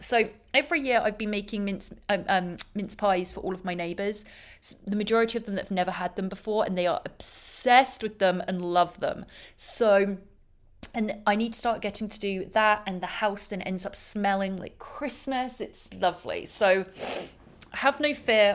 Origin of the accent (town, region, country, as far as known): England, United Kingdom; now in Los Angeles, United States